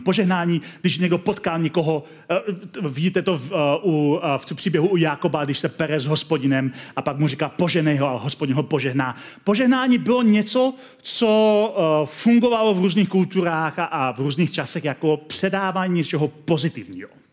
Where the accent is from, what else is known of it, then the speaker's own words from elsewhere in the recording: Czechia; also born or lived in Hradec Králové; My máme jako Češi v některé, své, některé svých částech své kultury temné stránky